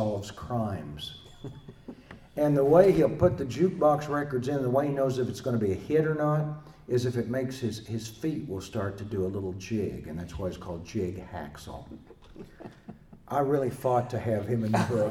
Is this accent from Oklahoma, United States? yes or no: yes; Oklahoma, United States; I'm from Oklahoma.